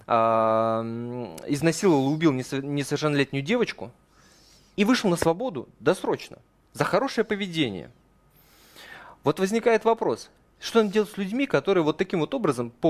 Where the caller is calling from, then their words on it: Krasnoyarsk, Krasnoyarsk Krai, Russia; из Красноярска.